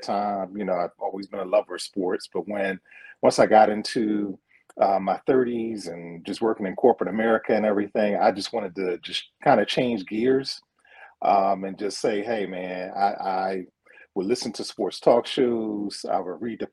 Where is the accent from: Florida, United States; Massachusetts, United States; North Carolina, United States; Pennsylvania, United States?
Pennsylvania, United States; Philadelphia; born and raised in Philadelphia, West Philadelphia, born and raised